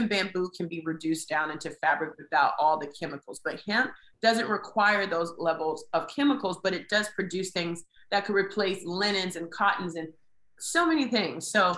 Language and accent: English; Durham, North Carolina, United States; I'm from Durham, and Durham is majority Black.